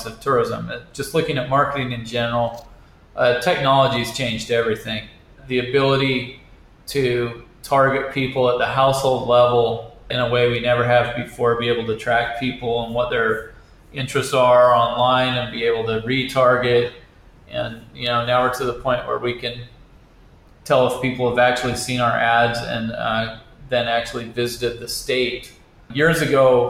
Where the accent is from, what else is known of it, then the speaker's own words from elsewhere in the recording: Bountiful, Utah, United States; I grew up in Bountiful, went to Bountiful High, went to the University of Utah